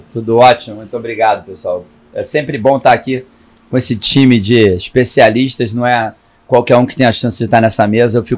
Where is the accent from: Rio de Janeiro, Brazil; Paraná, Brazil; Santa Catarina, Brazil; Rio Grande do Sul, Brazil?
Rio de Janeiro, Brazil; Eu sou carioca, flamenguista.